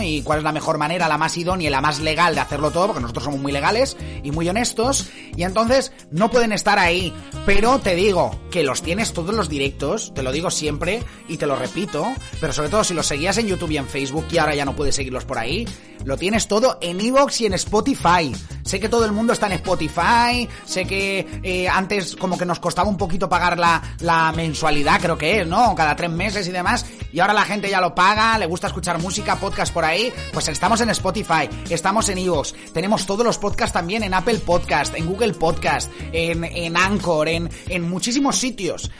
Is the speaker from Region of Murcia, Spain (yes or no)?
no; Dénia, Valencian Community, Spain; yo soy de Denia